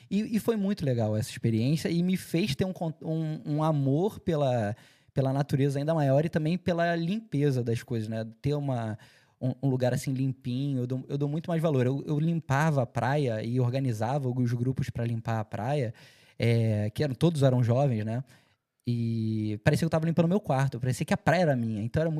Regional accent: Cascais, Lisbon, Portugal; Logo quando eu cheguei, eu participei de, uma, de um projeto em Cascais, que eu morei minha vida inteira em Cascais.

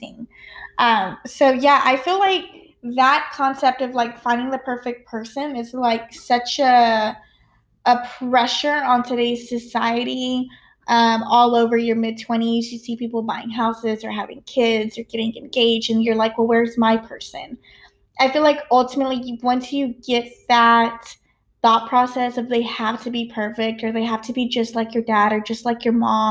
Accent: small town Texas, United States; I'm from Texas

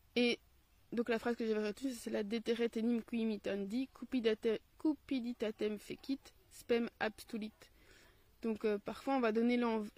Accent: Belgium; accent: Belgian; j'ai mon accent belge

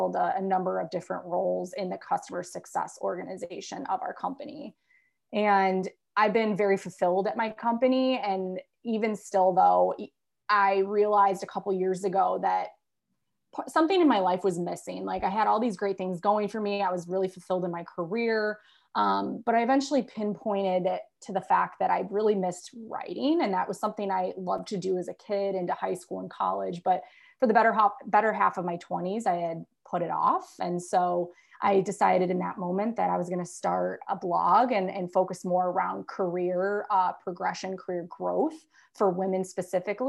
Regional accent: Chicago, Illinois, United States; born and bred in the Chicago area

